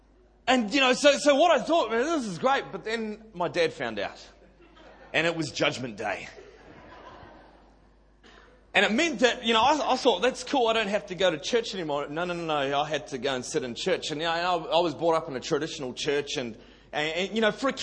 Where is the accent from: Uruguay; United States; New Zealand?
New Zealand; Auckland; now in Sydney, Australia; I'm a Kiwi boy, born and bred in Auckland City, and South Auckland.